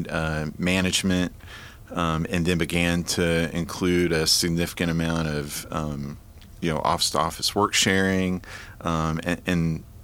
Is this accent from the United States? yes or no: yes; Marietta, Georgia, United States; moved away as an adult; also born or lived in Atlanta, Georgia; now in Nashville, United States; I was born in Atlanta, Georgia, grew up in Marietta, Georgia, and really lived there my entire life